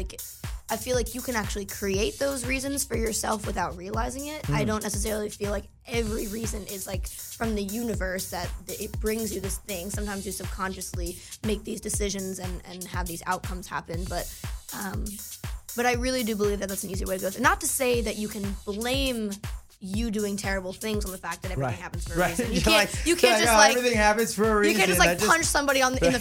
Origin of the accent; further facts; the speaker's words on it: United States; moved away; also born or lived in New Jersey; I was in New York recently, and I'm from New York, and my family lives there